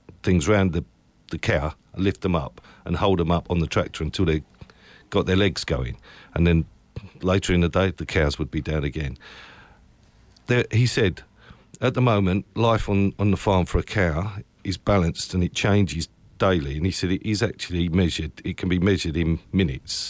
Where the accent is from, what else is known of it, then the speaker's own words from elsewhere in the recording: Essex, East of England, United Kingdom; I'm from Essex.